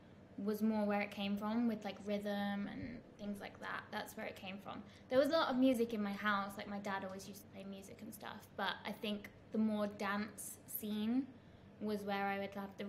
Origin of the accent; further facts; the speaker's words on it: Worcester, West Midlands, United Kingdom; moved away as an adult; now in Dubai, United Arab Emirates; I'm from the Midlands in the UK, a little town called Worcester, just outside of Birmingham.